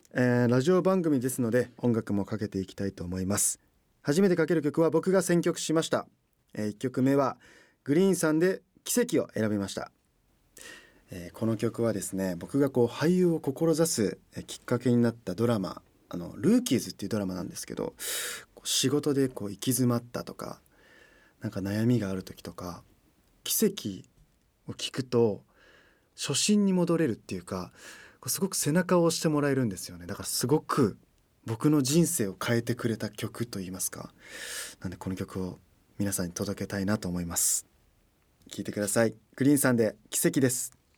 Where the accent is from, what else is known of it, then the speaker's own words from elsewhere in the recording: Toyokawa, Aichi, Japan; moved away as an adult; now in Tokyo, Japan; 出身地は愛知県豊川市です